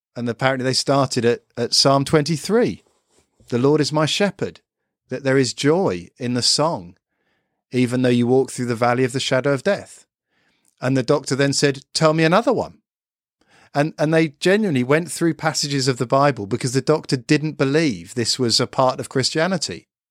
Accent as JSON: {"language": "English", "country": "United Kingdom", "said": "I'm a Brit"}